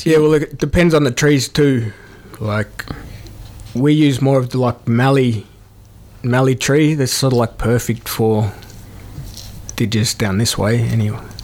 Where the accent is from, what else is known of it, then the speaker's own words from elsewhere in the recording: Melbourne, Victoria, Australia; moved away; also born or lived in New South Wales / Shepparton; I grew up in Melbourne and uh, recently moved from Shepparton